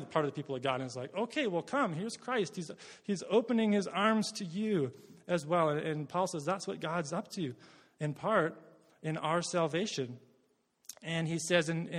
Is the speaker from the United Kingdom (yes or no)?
no; Worsley, Alberta, Canada; I'm from Worsley, Alberta